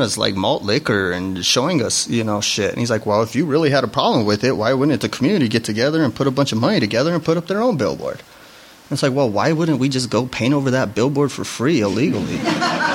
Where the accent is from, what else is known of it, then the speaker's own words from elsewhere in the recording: Denver, Colorado, United States; I grew up in Chicano culture in Denver